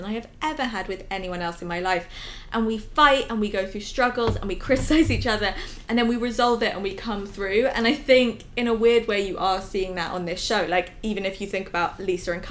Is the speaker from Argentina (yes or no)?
no; England, United Kingdom; we're both English